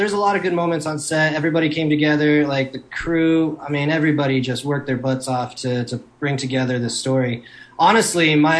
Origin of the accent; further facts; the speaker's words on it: South Dakota, United States; So the latter half of my teens, I grew up in South Dakota